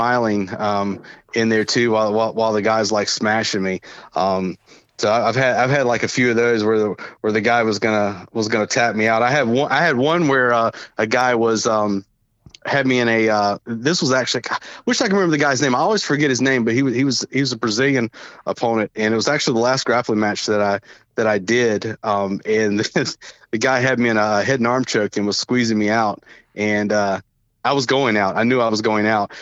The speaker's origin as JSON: {"language": "English", "region": "Southern", "country": "United States", "accent": "Southern", "said": "my Southern accent"}